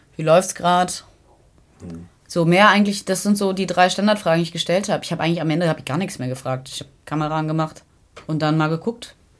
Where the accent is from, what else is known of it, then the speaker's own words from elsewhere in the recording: Kiel, Schleswig-Holstein, Germany; die Landeshauptstadt Kiel, was ja meine Heimatstadt ist, der ich mich sehr verbunden fühle